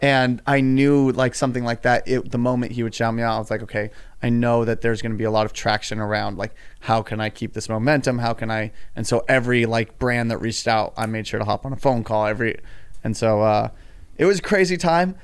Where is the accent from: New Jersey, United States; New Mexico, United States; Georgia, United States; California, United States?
California, United States; Claremont; also born or lived in San Diego, California; I grew up just about 45 minutes out here in a town called Claremont